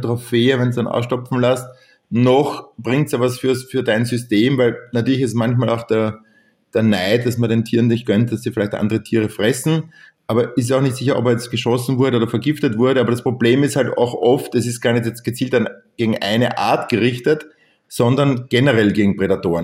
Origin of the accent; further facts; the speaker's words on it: Lower Austria, Austria; bei uns in Niederösterreich